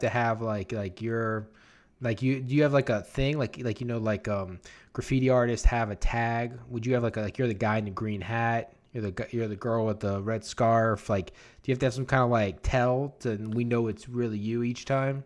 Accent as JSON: {"language": "English", "town": "New Orleans", "region": "Louisiana", "country": "United States", "said": "I was from New Orleans"}